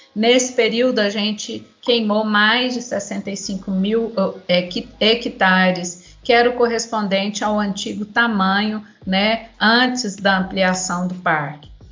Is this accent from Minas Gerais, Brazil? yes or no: no; Goiás, Brazil; nós, enquanto goianos